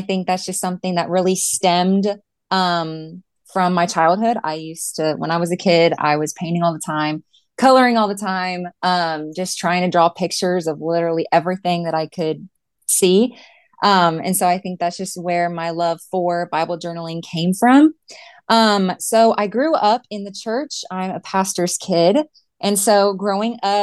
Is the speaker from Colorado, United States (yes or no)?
no; San Antonio, Texas, United States; I have been born and raised in San Antonio, Texas. I've lived here my whole life